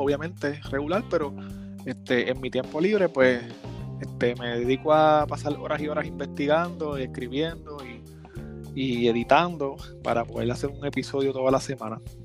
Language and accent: Spanish; Gurabo, Puerto Rico; Yo soy de Gurabo, en Puerto Rico